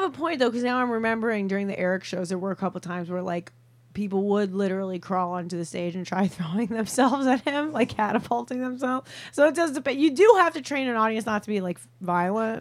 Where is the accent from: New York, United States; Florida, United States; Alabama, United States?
New York, United States; Long Island; moved away as an adult; also born or lived in Chicago; I'm from Long Island originally. I'm mm-hmm. a Long Island Jew, and then I went to school. I went to college in Chicago, and then I just lived there for eight years